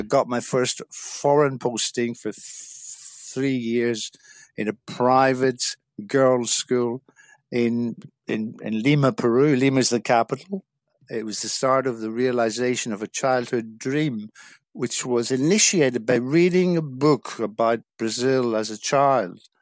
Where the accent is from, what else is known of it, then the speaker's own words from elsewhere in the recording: South Derry, Northern Ireland, United Kingdom; moved away as an adult; also born or lived in England; I'm originally from Northern Ireland, a small village in South Derry, and I spent my first eighteen years living in a small village